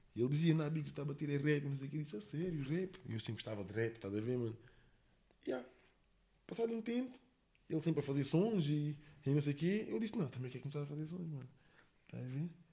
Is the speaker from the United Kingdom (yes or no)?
yes; England, United Kingdom; now in Monte da Caparica, Portugal; eu cresci na Inglaterra